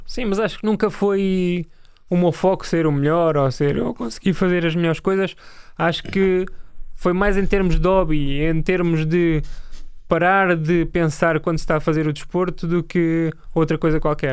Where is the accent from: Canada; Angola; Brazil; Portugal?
Portugal; Lisbon; also born or lived in Torres Vedras / Almada; now in Carnaxide, Portugal; Nasci em Lisboa, depois fui para Torres Vedras